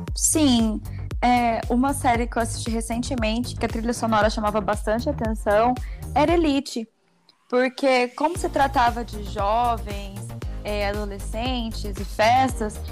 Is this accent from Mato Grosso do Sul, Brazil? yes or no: yes; Campo Grande, Mato Grosso do Sul, Brazil; eu sou aqui de Campo Grande, Mato Grosso do Sul